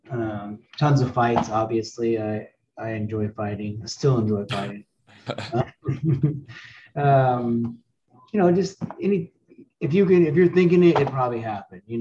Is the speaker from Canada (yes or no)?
yes; Canada; I mean I grew up in Canada, so I mean smoking weed is it's not even a thing, you know.